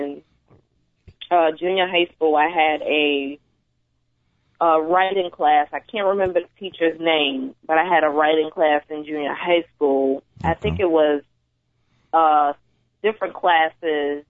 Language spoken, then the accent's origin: English; New York City, New York, United States; moved away as an adult; now in Chicago, United States; I'm from Brooklyn. I've been here for about 6 years now